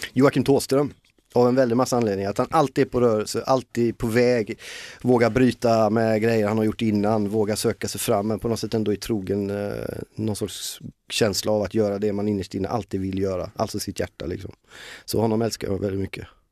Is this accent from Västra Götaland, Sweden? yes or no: yes; Gothenburg, Västra Götaland, Sweden; accent: Gothenburg dialect (göteborgska); now in Stockholm, Sweden; göteborgskan tappar jag ju aldrig